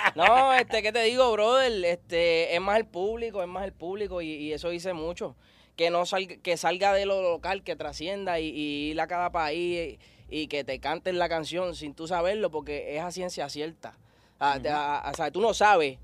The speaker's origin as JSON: {"language": "Spanish", "town": "San Juan", "country": "Puerto Rico", "said": "soy de Santurce"}